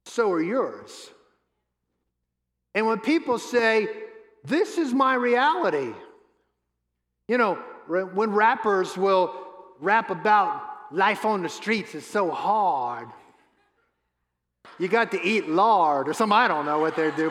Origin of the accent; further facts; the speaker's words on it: New Orleans, Louisiana, United States; I was born and raised in New Orleans